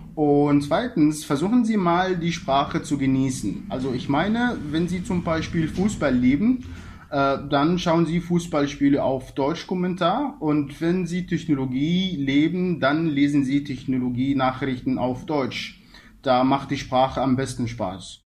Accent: Egypt; German is a second language; meine Heimatland Ägypten

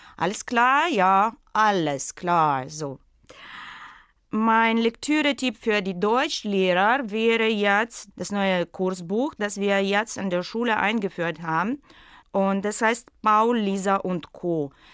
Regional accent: Russia; German is a second language; moved away as an adult; also born or lived in St. Petersburg, Russia; now in Sharm el-Sheikh, Egypt; weil ich in Russland geboren bin

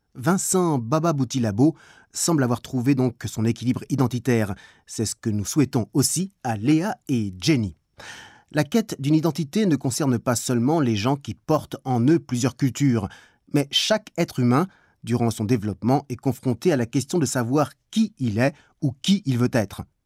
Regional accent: Germany; je suis allemand

